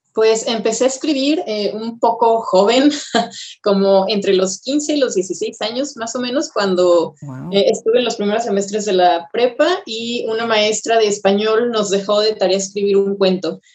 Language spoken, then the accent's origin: Spanish; Guadalajara, Jalisco, Mexico; moved away as an adult; also born or lived in Querétaro; now in Mexico City, Mexico; solamente nací en Querétaro y antes de cumplir el mes mis papás se fueron a Guadalajara y ahí viví hasta los 20 años casi